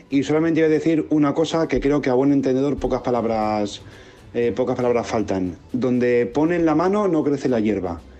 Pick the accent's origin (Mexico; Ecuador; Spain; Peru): Spain; Madrid, Community of Madrid; moved away as an adult; now in Seville, Spain; Yo soy de Madrid, vivo en Sevilla hace cuatro años.